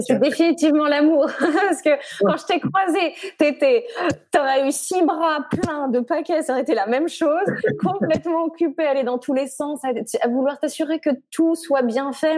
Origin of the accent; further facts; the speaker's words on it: Chamonix, Auvergne-Rhône-Alpes, France; moved away as an adult; now in United States; je viens de Haute-Savoie. Euh, je suis originaire de Haute-Savoie, de Chamonix